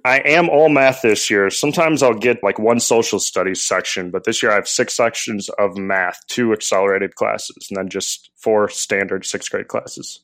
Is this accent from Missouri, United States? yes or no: yes; St. Louis, Missouri, United States; I'm from Saint Louis